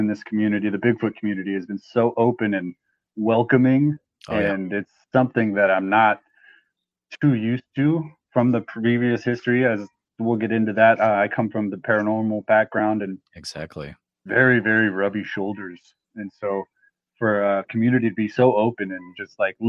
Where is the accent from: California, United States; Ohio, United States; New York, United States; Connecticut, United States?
California, United States; Truckee; Growing up in the Lake Tahoe, Truckee area, being mountains, lakes